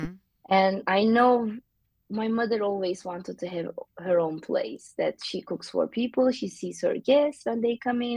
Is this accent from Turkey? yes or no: yes; Mediterranean Region, Turkey; English is a second language; moved away as an adult; also born or lived in San Francisco; now in Honolulu, United States; I am from the Mediterranean coast of Turkey.